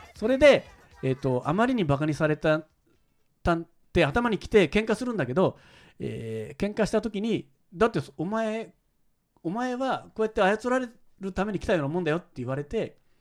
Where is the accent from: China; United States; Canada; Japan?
Japan; Kyoto; 僕は京都なんですよ。